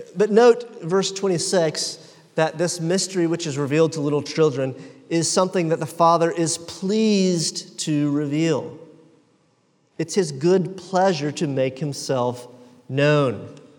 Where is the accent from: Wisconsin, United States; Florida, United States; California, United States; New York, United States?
Florida, United States; Jacksonville; I am from Jacksonville